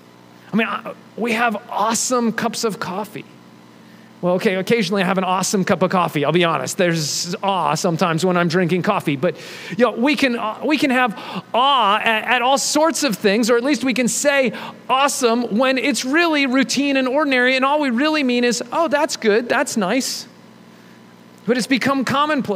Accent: United States; we're American

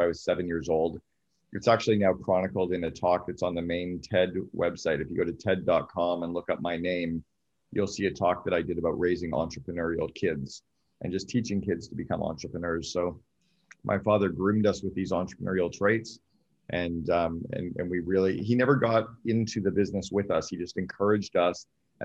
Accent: Sudbury, Ontario, Canada; I grew up in Northern Ontario in Canada in a place called Sudbury

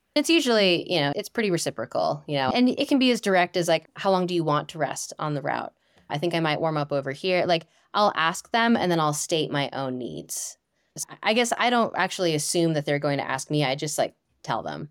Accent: Northeast, United States; moved away; I am from the Northeast originally, and I grew up climbing in Romney

